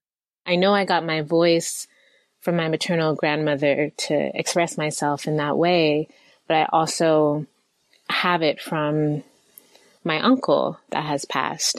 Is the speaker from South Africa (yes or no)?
no; United States; born or raised there